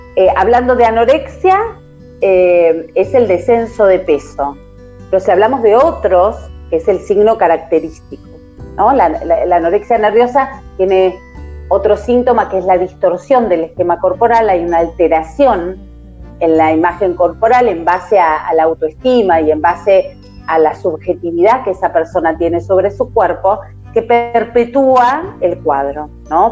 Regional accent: Argentina; soy argentina, estamos transmitiendo desde Argentina

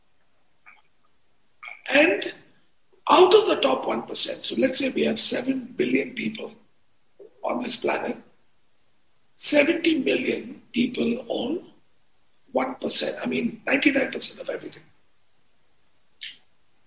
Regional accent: India; also born or lived in United States; I grew up a young Indian boy, US educated

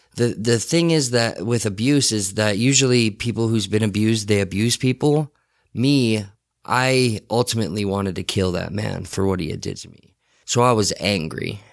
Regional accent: Salt Lake City, Utah, United States; the Rose Park area was kind of my, was kind of where I was born and raised

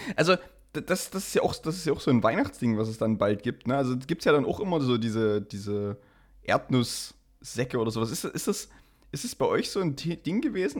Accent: Saxony, Germany

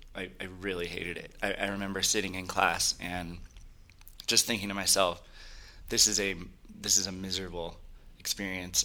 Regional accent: Silicon Valley, California, United States; I grew up in California, uh, actually in Silicon Valley.

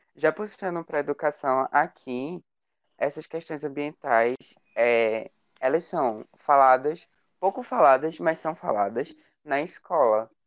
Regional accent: Brazil

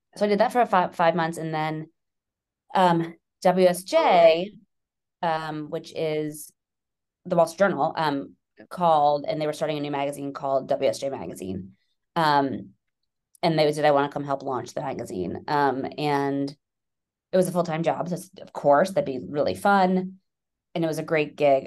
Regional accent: New York City, New York, United States; now in Westchester, United States; I'm from New York. I'm a born and bred New Yorker

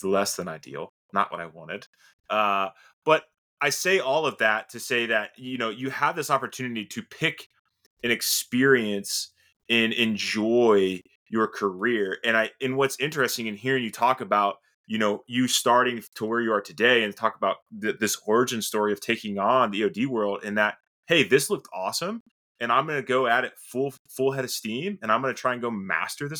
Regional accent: Sarasota, Florida, United States; I was born and raised in Sarasota, Florida

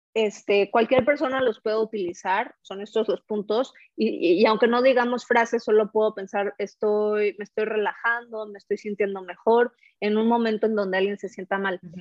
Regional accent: Mexico City, Mexico; moved away as an adult; also born or lived in Paris, France; soy eh, de México, este, la Ciudad de México, también soy francesa, viví varios años en París, Francia

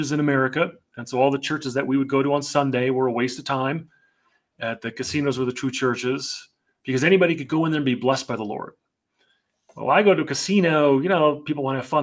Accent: New Jersey, United States; I'm born and raised in New Jersey to Christian parents

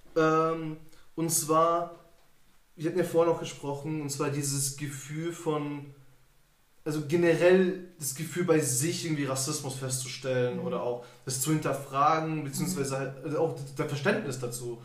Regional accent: Germany; ich bin Deutscher, ich bin in Deutschland geboren

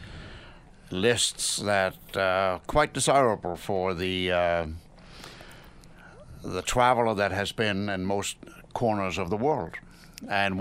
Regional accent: Denmark; moved away as an adult; now in United States; I was born in Denmark, and I've been in this wonderful country for 40 years.

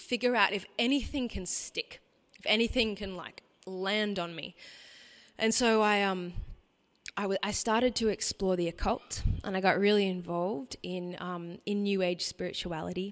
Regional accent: Brisbane, Queensland, Australia; I grew up in Brisbane, in a what you might call a nominal Catholic family

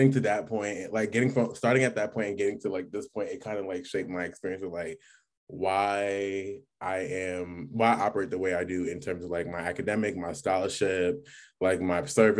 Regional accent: New York City, New York, United States; moved away as an adult; also born or lived in Rochester, New York / Jamaica (heritage); now in Syracuse, United States; I'm from the Bronx, New York, but I go to school at Syracuse University.

